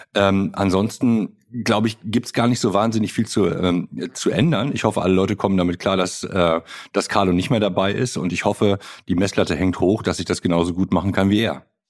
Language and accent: German; Germany; als Deutsche